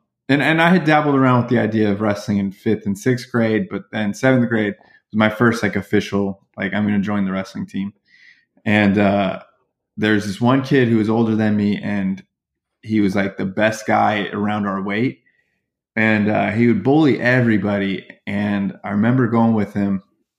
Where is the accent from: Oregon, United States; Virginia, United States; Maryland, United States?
Virginia, United States; So I always consider Virginia. And so my closest friendships are the kids I grew up with in Virginia.